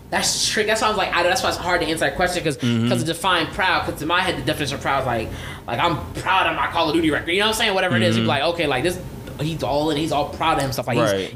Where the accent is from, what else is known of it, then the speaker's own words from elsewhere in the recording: United States; to the people outside of America, I'm American.